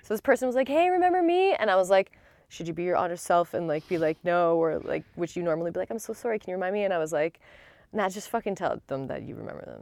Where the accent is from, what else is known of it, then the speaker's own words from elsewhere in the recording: Canada; I don't wanna represent all Canadians in this thing